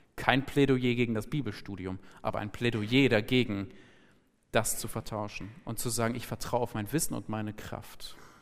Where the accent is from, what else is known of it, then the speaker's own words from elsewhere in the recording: Germany; ich bin Deutscher, ich habe einen deutschen Pass